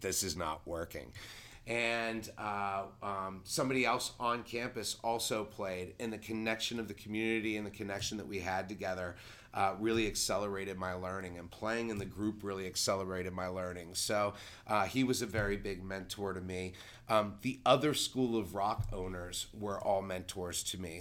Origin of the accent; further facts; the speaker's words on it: Pittsburgh, Pennsylvania, United States; now in Delaware County, United States; I'm a transplant from Pittsburgh